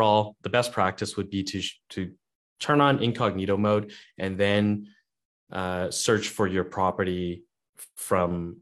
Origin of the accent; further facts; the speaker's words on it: Canada; I'm a Canadian Airbnb host